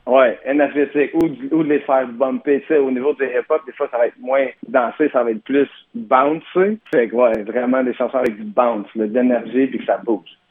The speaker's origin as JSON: {"language": "French", "town": "Gatineau", "region": "Quebec", "country": "Canada", "said": "je viens de Gatineau"}